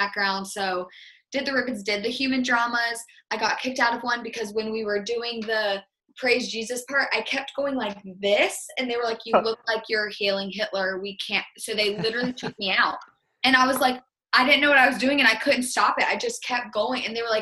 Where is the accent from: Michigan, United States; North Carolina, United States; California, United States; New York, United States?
North Carolina, United States; we're from North Carolina